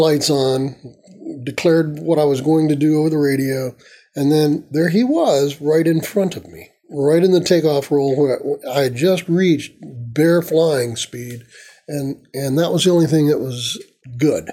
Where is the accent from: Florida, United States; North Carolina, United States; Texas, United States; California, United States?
Florida, United States; Tampa; I grew up in Tampa